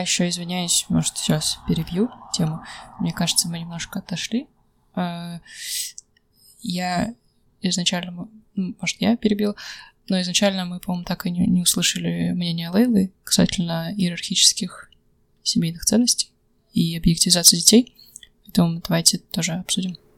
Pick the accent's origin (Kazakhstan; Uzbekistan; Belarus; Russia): Kazakhstan; Недаром я из Казахстана